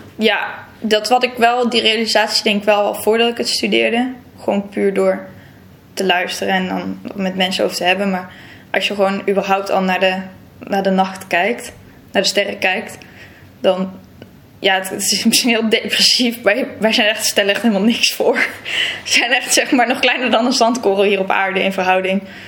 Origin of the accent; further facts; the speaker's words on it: Texel, North Holland, Netherlands; moved away as an adult; also born or lived in Brabant; now in Leiden, Netherlands; ik ben opgegroeid op Texel. En ik kom uit Brabant ja, ik vind het zelf niet meer helemaal te horen.